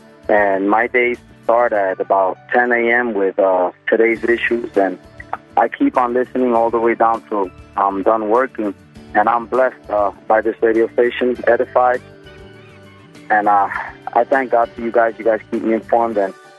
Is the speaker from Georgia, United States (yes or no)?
no; Texas, United States; I'm from Texas.